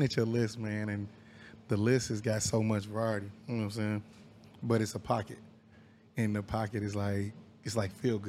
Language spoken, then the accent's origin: English; Wyandotte County, Kansas, United States; I'm from Wyandotte County originally.